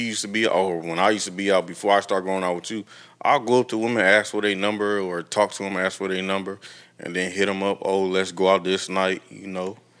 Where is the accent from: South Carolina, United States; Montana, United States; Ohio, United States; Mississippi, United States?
Ohio, United States; Toledo; moved away; I would consider moving back home to my hometown